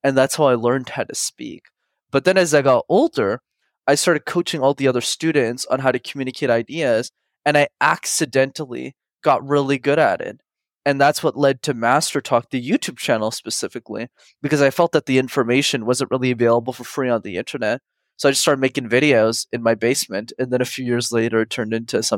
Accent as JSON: {"language": "English", "town": "Montreal", "region": "Quebec", "country": "Canada", "tie": "born or raised there", "said": "I grew up in Montreal in Canada, and it's a city where you need to know how to speak French, which is a language I didn't know."}